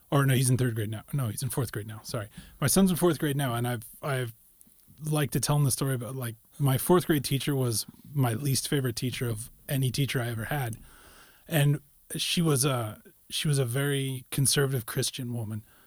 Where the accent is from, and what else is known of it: Carson City, Nevada, United States; born or raised there; also born or lived in Sacramento